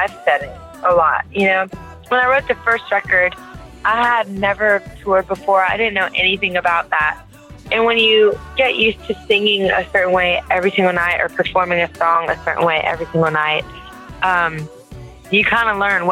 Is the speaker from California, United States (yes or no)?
no; Louisiana, United States; I'm from Louisiana, and you know, you go into any music place in Louisiana and it is alive.